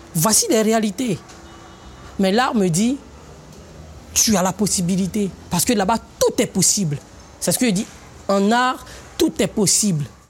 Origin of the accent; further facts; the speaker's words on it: Côte d’Ivoire; Je suis africain, je suis ivoirien, j'assume, je suis tagouanan